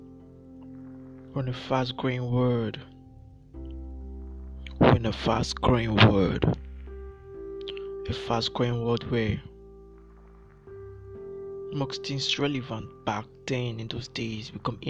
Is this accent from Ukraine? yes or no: no; Nigeria; I'm from Nigeria